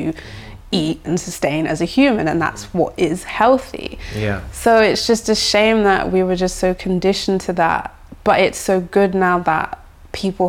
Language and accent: English; London, United Kingdom; growing up in London